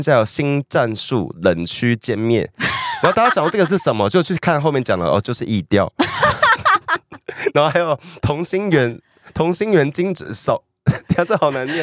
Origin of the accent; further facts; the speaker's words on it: Taiwan; 以我们一个台湾人看